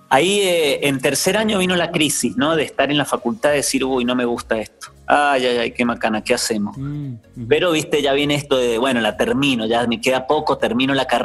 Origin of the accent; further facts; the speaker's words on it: Mendoza, Argentina; En Mendoza. Mendoza, ciudad. República Argentina, Menduco de Ley.